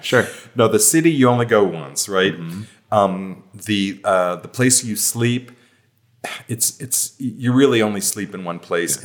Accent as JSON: {"language": "English", "country": "United States", "moved": "yes", "said": "which of course is my home country"}